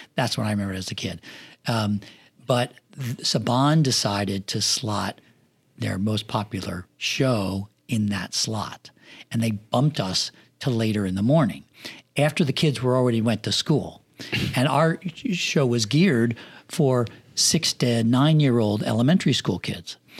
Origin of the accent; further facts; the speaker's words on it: Pennsylvania, United States; moved away as an adult; also born or lived in Los Angeles; now in Florida, United States; I grew up in Pennsylvania in the country where I didn't have a house across the street from me.